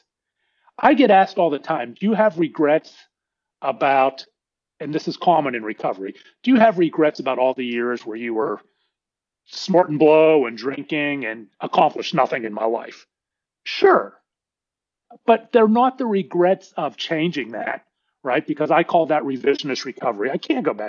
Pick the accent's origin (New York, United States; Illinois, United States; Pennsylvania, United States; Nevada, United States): Pennsylvania, United States; Pittsburgh; now in Dallas, United States; We grew up in Pittsburgh, and my dad lived across the street from me here in Dallas